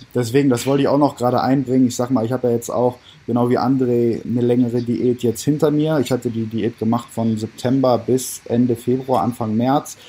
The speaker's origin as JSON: {"language": "German", "town": "Düsseldorf", "region": "North Rhine-Westphalia", "country": "Germany", "said": "Ich bin 25 Jahre jung aus Düsseldorf"}